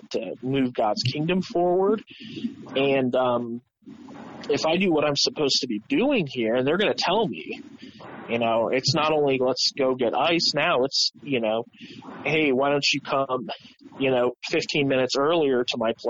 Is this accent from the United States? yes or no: yes; Columbus, Ohio, United States; I was a Columbus kid.